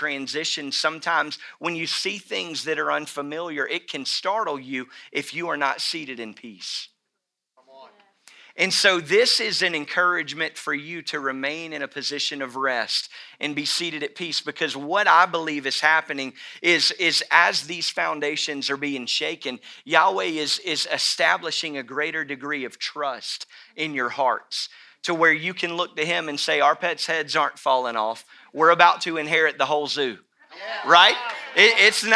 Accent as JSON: {"language": "English", "town": "Mobile", "region": "Alabama", "country": "United States", "tie": "born or raised there", "said": "growing up in Mobile, I have been, you know, born and raised really"}